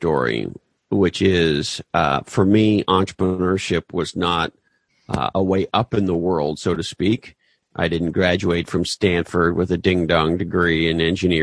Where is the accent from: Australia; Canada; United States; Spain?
Canada; moved away as an adult; also born or lived in Toronto; I grew up in Canada.